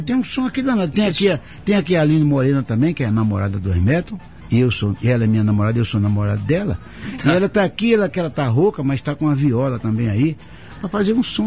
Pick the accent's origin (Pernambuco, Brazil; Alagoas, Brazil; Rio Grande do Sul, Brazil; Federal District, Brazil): Alagoas, Brazil; Arapiraca; born or raised there; moved away